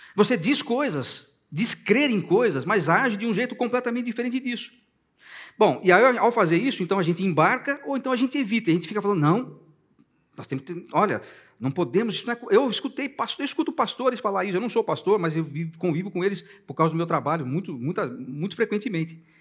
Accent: Brazil; Eu sou brasileiro, eu amo esse país

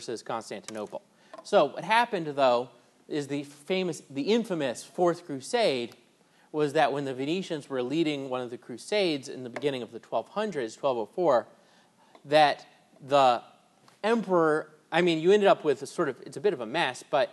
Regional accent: United States; as an American

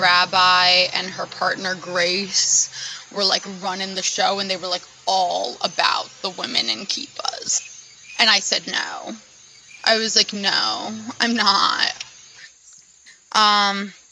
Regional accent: Sea Cliff, New York, United States; I'm from Seacliff, New York, which is on Long Island, Nassau County, North Shore, to be specific.

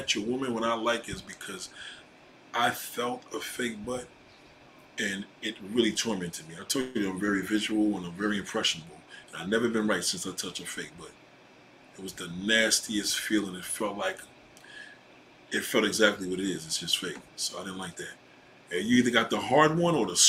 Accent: New York City, New York, United States; also born or lived in Brooklyn / Staten Island; I was born in Brooklyn, raised in Queens

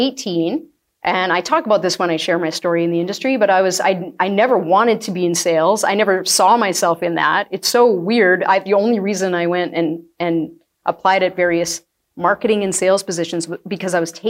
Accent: Acme, United States; I grew up in a small town, so I grew up in Acme. It's like an hour away.

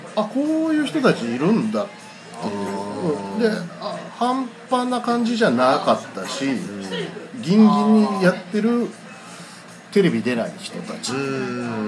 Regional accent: Tagawa, Fukuoka, Japan; moved away; 僕、田川の田舎に育って

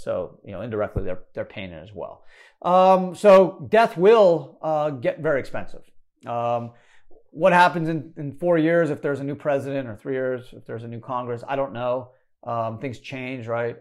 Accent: Canada; moved away; I was born in Canada

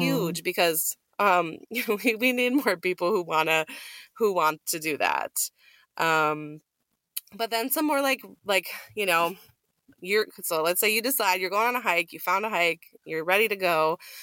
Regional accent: Minnesota, United States; moved away; Minnesota, my home state

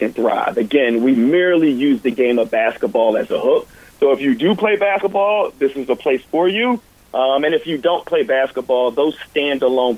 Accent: Philadelphia, Pennsylvania, United States; I grew up here in Philadelphia

